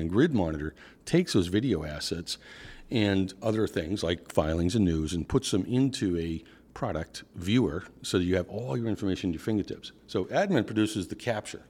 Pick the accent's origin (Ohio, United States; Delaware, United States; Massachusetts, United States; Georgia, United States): Massachusetts, United States; Boston; accent: Northeast; my accent is definitely from the Northeast. Uh, I'm from Boston